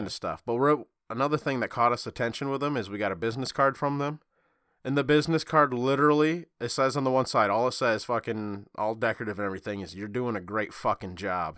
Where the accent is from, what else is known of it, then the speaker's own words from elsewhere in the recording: Michigan, United States; I'm from Michigan